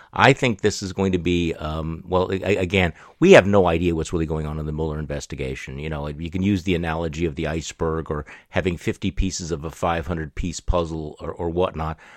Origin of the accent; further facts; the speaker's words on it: Milwaukee, Wisconsin, United States; my hometown here in, uh, in Milwaukee, Wisconsin